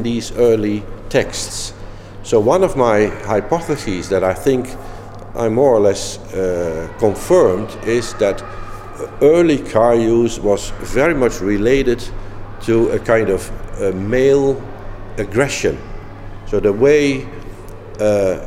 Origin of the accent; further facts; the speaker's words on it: Netherlands; also born or lived in Eindhoven / Munich; I'm from the Netherlands, where in Eindhoven I am teaching and doing research